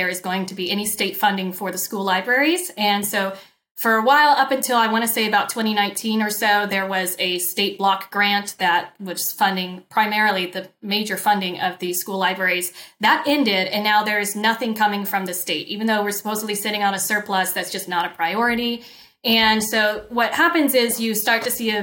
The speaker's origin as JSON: {"language": "English", "region": "Indiana", "country": "United States", "tie": "born or raised there", "moved": "as an adult", "lives_now": "Orange County, California, United States", "said": "I'm originally from the Midwest, Indiana"}